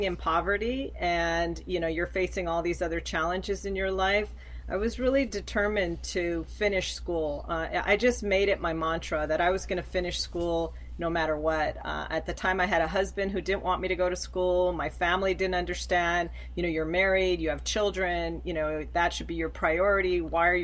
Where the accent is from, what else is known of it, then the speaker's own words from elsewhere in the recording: Los Angeles, California, United States; I was born and raised in Los Angeles and grew up in a very low income neighborhood